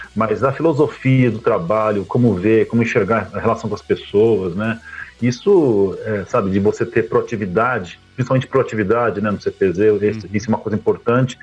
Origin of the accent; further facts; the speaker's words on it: São Paulo, Brazil; moved away as an adult; now in Rio Verde, Brazil; eu moro aqui em Rio Verde, Goiás, no sudoeste goiano, né? Há 25 anos mais ou menos, eu sou paulistano, paulistano do Butantã, estudei Olha na escola de aplicação da USP lá, do lado da USP, morava do lado da USP no Butantã